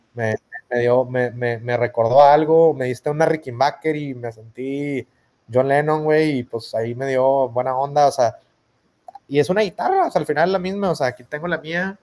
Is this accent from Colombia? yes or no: no; Monterrey, Nuevo León, Mexico; ya no sé si regia mexicana o latina